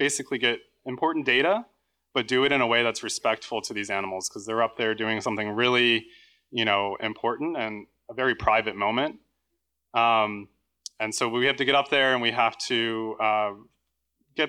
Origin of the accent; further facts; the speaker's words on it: Jupiter, Florida, United States; I'm back in my hometown of Jupiter, Florida.